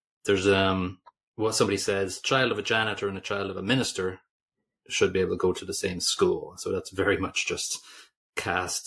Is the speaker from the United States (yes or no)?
no; Ireland; we're Irish